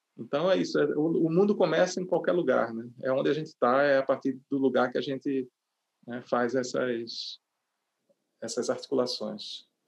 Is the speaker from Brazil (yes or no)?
yes; Recife, Pernambuco, Brazil; moved away as an adult; é a cidade onde eu nasci, onde eu moro, saí, voltei, enfim, mas é onde moro